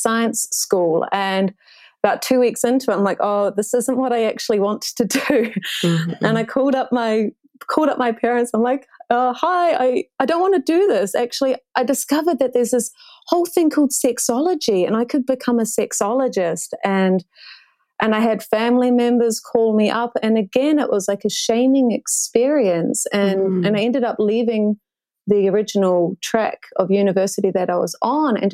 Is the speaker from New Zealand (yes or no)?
yes; South Island of New Zealand, New Zealand; growing up in the South Island of New Zealand